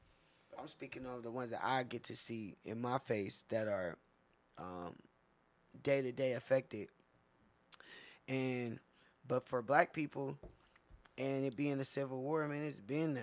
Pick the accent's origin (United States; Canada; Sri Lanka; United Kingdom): United States; Inland Empire, California; I grew up on the Morongo Reservation in the IE where I'm from